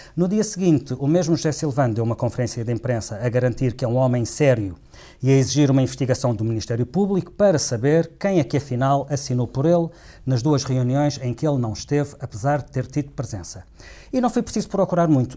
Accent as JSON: {"language": "Portuguese", "region": "Madeira", "country": "Portugal", "said": "eu sou de lá. Eu conheço bem, eu, não sou, sou da Madeira, sou, do, do, do sou de um sítio que não é muito longe de Corral das Freiras"}